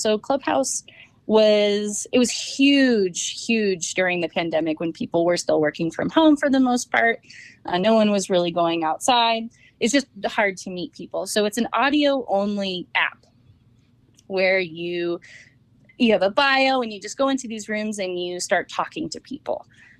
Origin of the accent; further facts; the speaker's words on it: Napa, California, United States; I grew up in Napa, so it's hard not to be into wine.